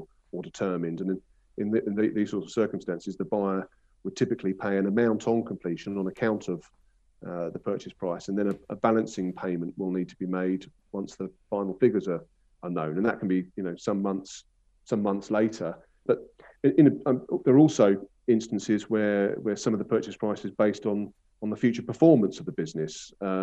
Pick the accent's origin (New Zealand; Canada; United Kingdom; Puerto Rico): United Kingdom; Brighton and Hove, South East England; I'm a sort of a local lad, born and bred in Brighton and Hove.